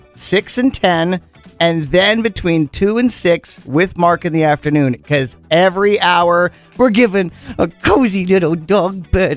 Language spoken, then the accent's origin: English; Penticton, British Columbia, Canada; I'm 9. I'm at the big course because you're growing up in Penticton Golf and Country.